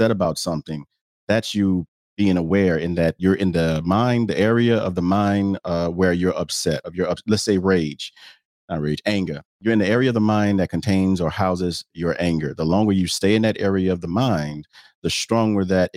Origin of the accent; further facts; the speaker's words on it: the South, United States; I'm from the South